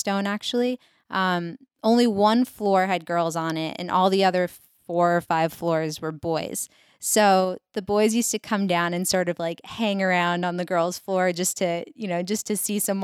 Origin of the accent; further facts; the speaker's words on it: Whitman, Massachusetts, United States; So I grew up 40 minutes south of Boston in a town called Whitman, Mass.